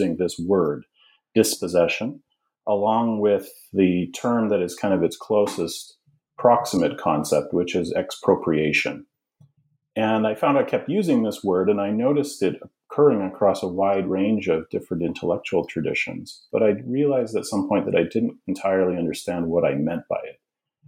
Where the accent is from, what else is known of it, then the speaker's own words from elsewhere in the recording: Alberta, Canada; now in United States; but I'm originally from Canada. I'm from a very small community in the central part of the province of Alberta in Western Canada.